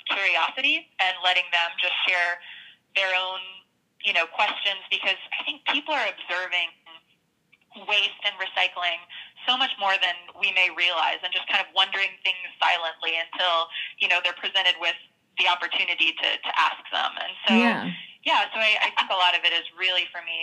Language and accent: English; the South, United States; I grew up in the South in a rural town, playing outside a lot in the woods.